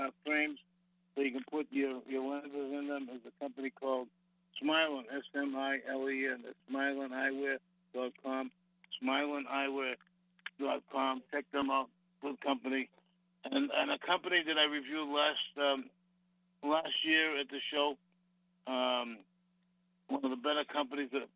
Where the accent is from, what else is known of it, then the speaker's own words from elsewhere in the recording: Boston, Massachusetts, United States; I'm from Boston